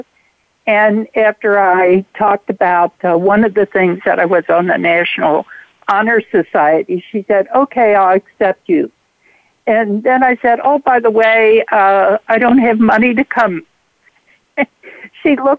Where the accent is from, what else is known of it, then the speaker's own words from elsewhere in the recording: Cincinnati, Ohio, United States; now in Durham, United States; I'm currently in Durham, North Carolina, but I grew up in Cincinnati, Ohio.